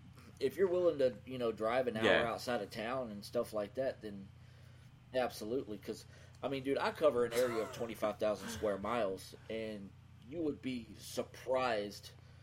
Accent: Levelland, Texas, United States; I'm in my hometown, Leveland, Texas, small 14,000.

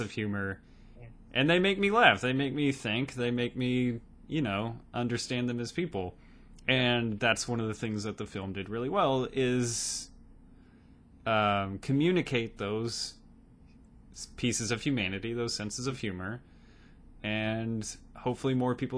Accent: Arizona, United States; I was born in Arizona.

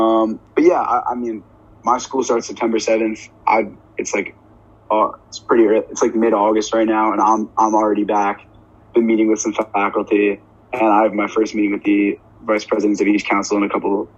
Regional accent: New York, United States; I'm from New York

